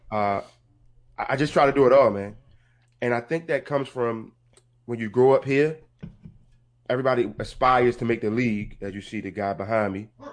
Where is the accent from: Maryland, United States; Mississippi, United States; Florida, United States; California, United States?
Maryland, United States; Baltimore; I'm from Baltimore, Maryland.